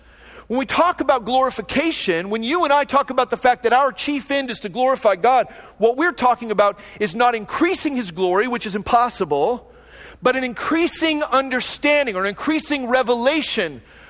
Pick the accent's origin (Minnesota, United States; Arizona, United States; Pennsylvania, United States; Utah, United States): Arizona, United States; Phoenix; moved away as an adult; also born or lived in Long Beach, California; now in Fullerton, United States; a guy who grew up in Phoenix